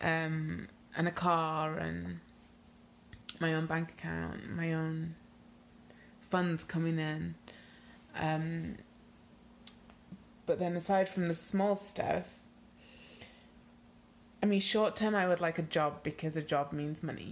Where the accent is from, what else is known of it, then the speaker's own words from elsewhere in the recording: Nigeria; moved away; also born or lived in United Kingdom; I am Nigerian